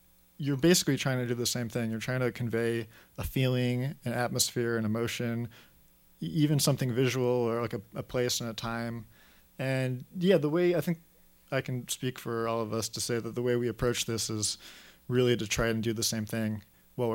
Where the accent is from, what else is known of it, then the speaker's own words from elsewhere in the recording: Los Angeles, California, United States; also born or lived in New York; I grew up in L.A., so I've been there for most of my life.